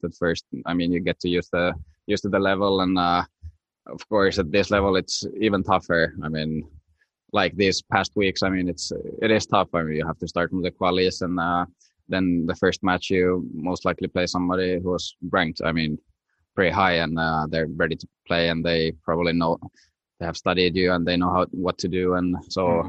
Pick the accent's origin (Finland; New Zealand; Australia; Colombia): Finland; when you're from small country like Finland